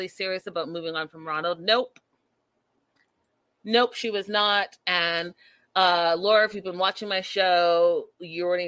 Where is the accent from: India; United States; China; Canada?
Canada; Port Coquitlam, British Columbia; Connie's from my hometown